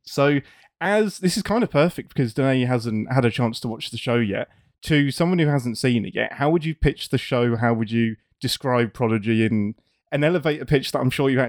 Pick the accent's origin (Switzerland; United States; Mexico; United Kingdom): United Kingdom; England; As an Englishman, I am used to having too many vowels and consonants in all of our words.